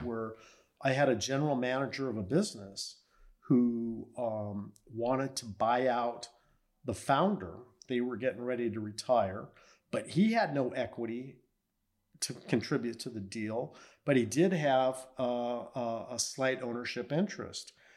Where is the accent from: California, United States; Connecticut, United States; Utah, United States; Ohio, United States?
California, United States; La Mirada; Grew up in Southern California, born and raised in La Mirada